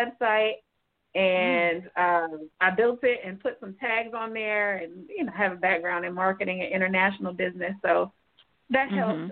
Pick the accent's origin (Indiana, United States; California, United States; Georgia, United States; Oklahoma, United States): Georgia, United States; Atlanta; I'm originally from Atlanta, Georgia.